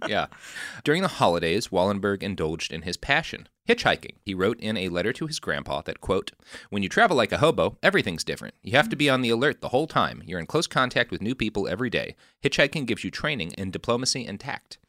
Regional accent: Texas, United States; moved away; also born or lived in California / Washington, D.C.; I grew up in Texas, and then I moved to California.

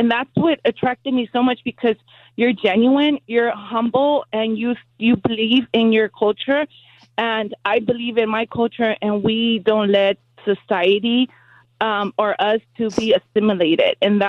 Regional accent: Maywood, California, United States; because I'm from Maywood. I grew up in Maywood.

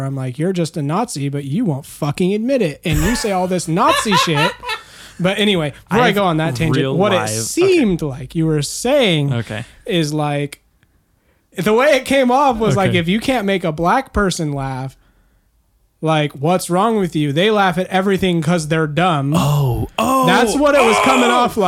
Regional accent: the South, United States; I'm from the South

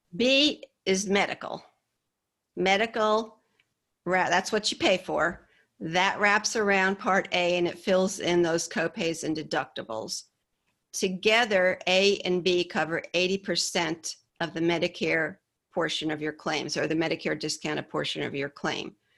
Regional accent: Hyde Park, New York, United States; moved away as an adult; also born or lived in Poughkeepsie, New York / the American South; I grew up in a little town called Hyde Park, um, a little upstate New York, about an hour and a half north of New York City

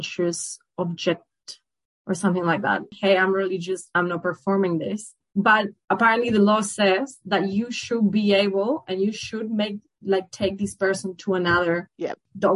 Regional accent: Buenos Aires, Argentina; moved away as an adult; now in Melbourne, Australia; I'm Argentinian from Buenos Aires

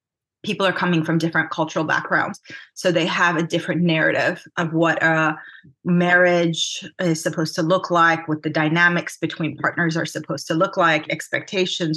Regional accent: California, United States; also born or lived in Armenia; I grew up in California

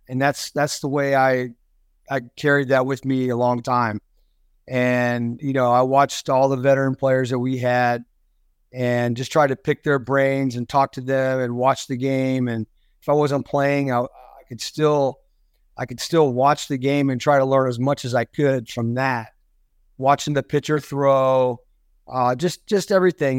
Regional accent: Florida, United States; I grew up there in Florida

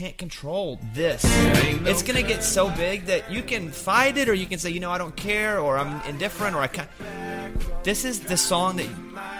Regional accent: Arkansas, United States; I was born and raised in Arkansas

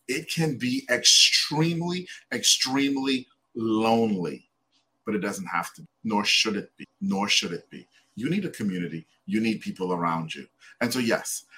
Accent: Trinidad & Tobago; now in United States; I'm originally from Trinidad.

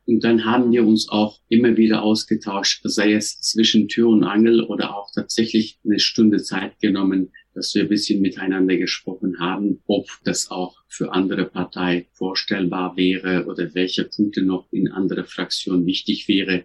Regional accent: Turkey; German is a second language; moved away as an adult; now in Germany; Ich bin ja in der Türkei geboren, aufgewachsen, auch äh, dort sozialisiert

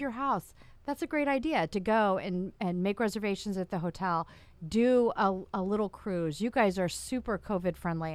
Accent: Winter Park, Florida, United States; from Orlando originally, I'm from Winter Park

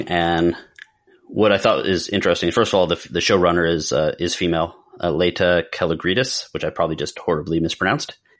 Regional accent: Pennsylvania, United States; Growing up in Pennsylvania

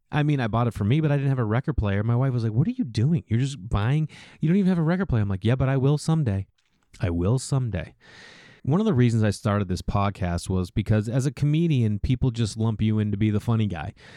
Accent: Stoneham, Massachusetts, United States; We grew up outside of Boston in a small town, Stoneham, Massachusetts

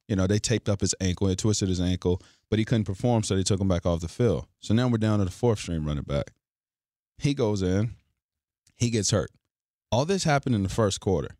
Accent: Forest, Virginia, United States; I'm from Forest Virginia.

